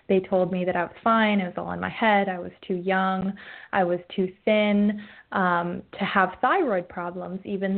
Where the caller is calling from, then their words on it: Oregon, United States; I'm calling in from the northern end of the Willamette Valley in Oregon, where we have our first cloudy day in, I don't know, 3 months.